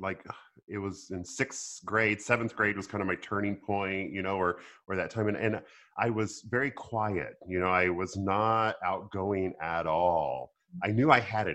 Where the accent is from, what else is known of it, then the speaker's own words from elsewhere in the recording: Arkansas, United States; I grew up in Arkansas